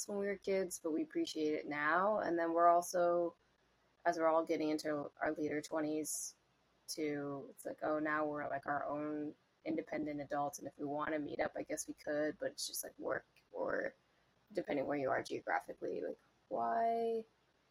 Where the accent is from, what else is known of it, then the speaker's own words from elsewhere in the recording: Maryland, United States; also born or lived in Ohio; born and raised in Maryland